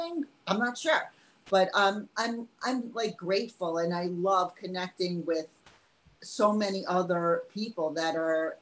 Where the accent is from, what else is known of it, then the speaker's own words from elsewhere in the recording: New York, United States; I'm from New York.